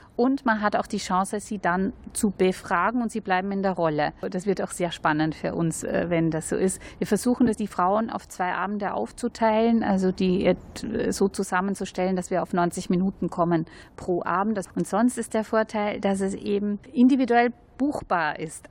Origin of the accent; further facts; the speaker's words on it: Austria; now in Germany; ich bin ja Österreicherin